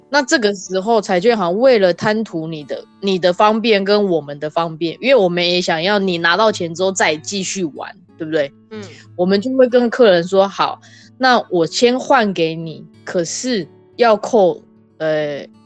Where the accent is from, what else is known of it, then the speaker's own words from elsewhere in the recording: Taiwan; moved away; 像我们台湾人的话，我们是吃元宵，诶，不，冬至我们是吃汤圆嘛